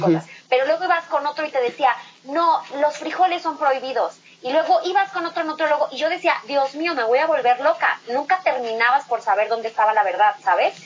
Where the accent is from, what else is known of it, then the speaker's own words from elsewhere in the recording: Morelia, Michoacán, Mexico; moved away as an adult; me fui de Morelia a los 17 años, perdón, a los 19 años